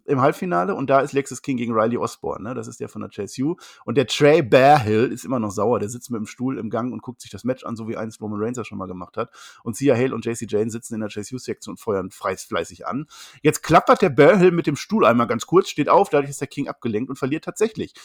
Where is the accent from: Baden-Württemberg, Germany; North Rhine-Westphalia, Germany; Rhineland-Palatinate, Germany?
North Rhine-Westphalia, Germany; Münster; Ich komme aus dem Münster